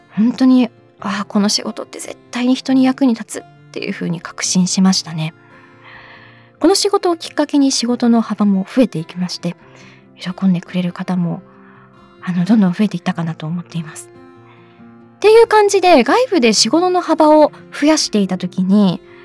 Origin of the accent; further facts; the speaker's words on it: Sapporo, Hokkaido, Japan; moved away; 地元私札幌なんですけれども